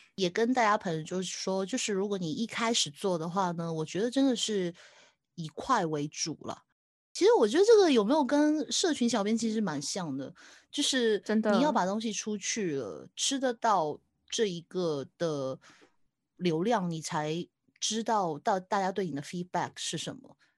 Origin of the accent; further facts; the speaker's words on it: Hong Kong; 我是香港的